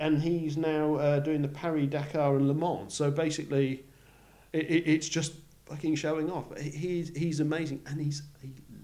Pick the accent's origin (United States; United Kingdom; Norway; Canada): United Kingdom; Yorkshire and the Humber; moved away as an adult; now in Australia; I'm from Yorkshire